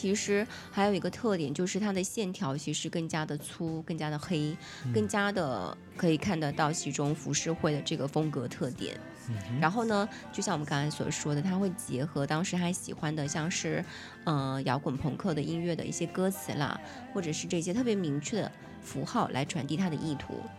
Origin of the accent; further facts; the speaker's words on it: Fujian, China; 我们两个福建人，